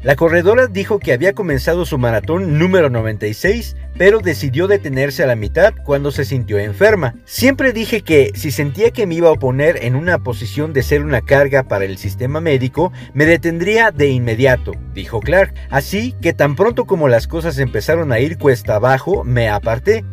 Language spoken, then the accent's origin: Spanish; Mexico; Todos en Planeta Caos somos mexicanos y amamos nuestra cultura y nuestras tradiciones.